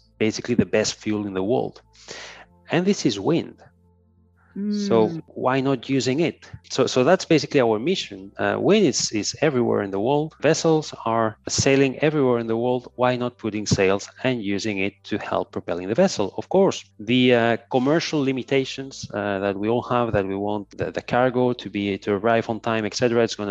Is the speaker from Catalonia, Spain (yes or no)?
no; Ibiza, Balearic Islands, Spain; moved away; also born or lived in Barcelona; I was born in Ibiza, which is a small island in the Mediterranean Sea. Mm-hmm. So I've always been surrounded by the sea. Then I moved to Barcelona